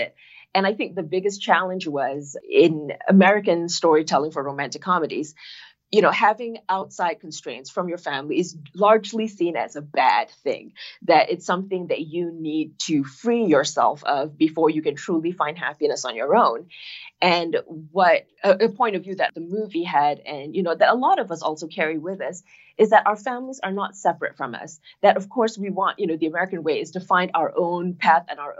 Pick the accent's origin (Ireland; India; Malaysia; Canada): Malaysia; Kuala Lumpur; moved away as an adult; also born or lived in Boston, Massachusetts; now in Los Angeles, United States; growing up in Malaysia, my family is Chinese and they've been in Malaysia for a long time